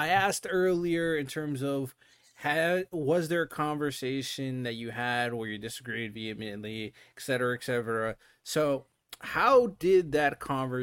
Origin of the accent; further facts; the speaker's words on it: United States; I'm American.